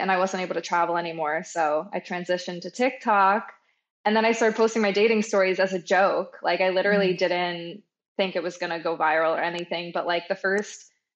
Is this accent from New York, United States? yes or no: yes; Long Island, New York, United States; I grew up on Long Island, and I have two older brothers